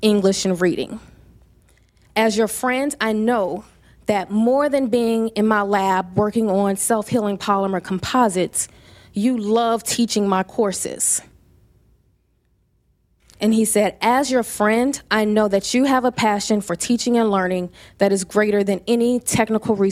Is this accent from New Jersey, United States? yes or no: no; Louisiana, United States; moved away as an adult; also born or lived in Atlanta; But I am from Louisiana. I am a Southern debutante